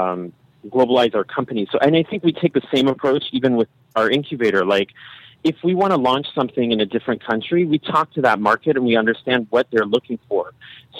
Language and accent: English; Berkeley, California, United States; I come from Berkeley and I'm like, you know, a Californian, and I just have been raised with this idea